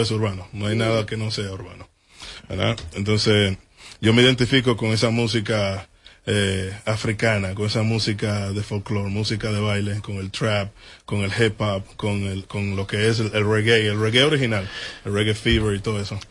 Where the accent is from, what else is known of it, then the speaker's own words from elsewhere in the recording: Dominican Republic; also born or lived in The Bronx, New York; now in New York, United States; yo nací en República Dominicana, pero yo vivo en el Bronx.